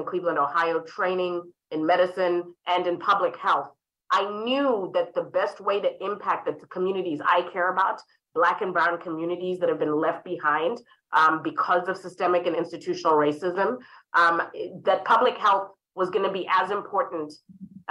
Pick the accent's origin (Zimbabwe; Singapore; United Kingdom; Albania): Zimbabwe; Harare; moved away; I was raised in Harare, Zimbabwe